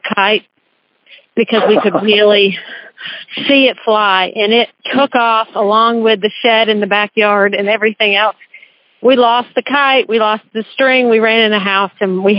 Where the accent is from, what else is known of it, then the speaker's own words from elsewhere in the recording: Nashville, Tennessee, United States; also born or lived in the northern US; So I grew up in Nashville, Tennessee. My family moved when I was 5 years old